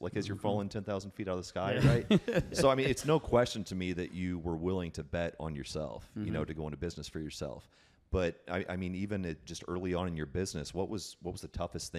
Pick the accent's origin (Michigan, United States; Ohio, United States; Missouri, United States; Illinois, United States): Illinois, United States; And I'm from Illinois, so I personally lived it.